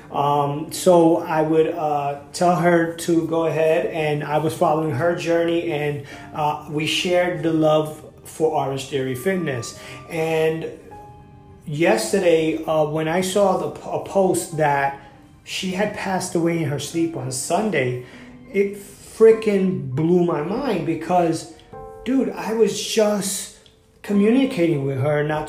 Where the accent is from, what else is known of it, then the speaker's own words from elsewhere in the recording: New York, United States; I'm from New York